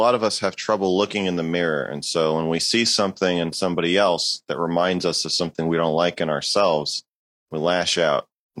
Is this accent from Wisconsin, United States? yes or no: no; Amherst, Massachusetts, United States; But I think most people from my hometown of Amherst, Massachusetts, most people I knew there were also atheists. There was not a lot of religion there.